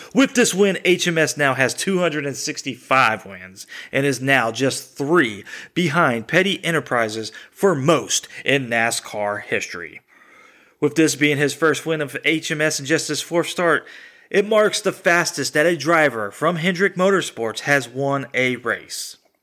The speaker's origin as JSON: {"language": "English", "region": "Texas", "country": "United States", "tie": "born or raised there", "moved": "yes", "lives_now": "Indiana, United States", "said": "I was born in Texas"}